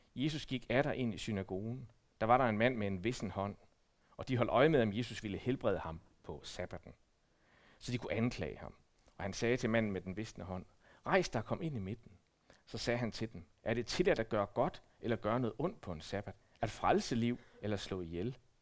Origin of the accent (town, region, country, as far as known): Denmark